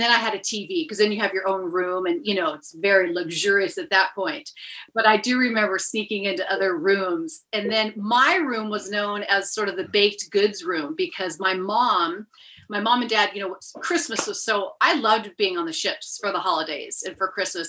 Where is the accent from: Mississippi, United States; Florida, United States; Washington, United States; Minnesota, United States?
Washington, United States; Seattle; I'm from Seattle, Washington, originally